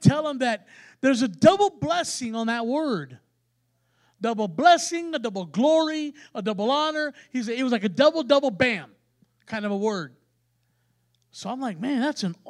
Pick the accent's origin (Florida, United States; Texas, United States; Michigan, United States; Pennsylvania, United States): Texas, United States; San Antonio; we're from San Antonio. We're from a major city, and you know, we're city people